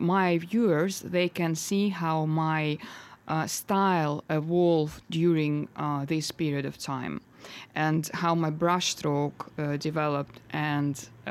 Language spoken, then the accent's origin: English; Novosibirsk, Novosibirsk Oblast, Russia; English is a second language; moved away as an adult; now in London, United Kingdom; my hometown in Novosibirsk, where I'm originally from.